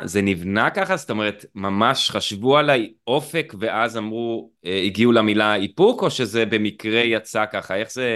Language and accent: Hebrew; Eilat, Southern District, Israel